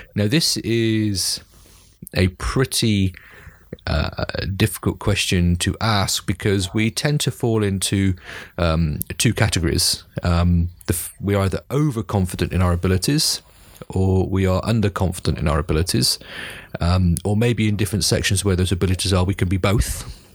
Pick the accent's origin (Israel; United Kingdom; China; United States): United Kingdom; as a Brit